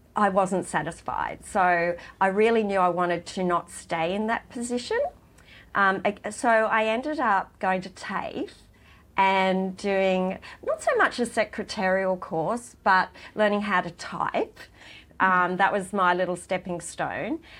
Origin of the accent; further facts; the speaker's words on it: Gunnedah, New South Wales, Australia; now in Sydney, Australia; I grew up in Gunnedah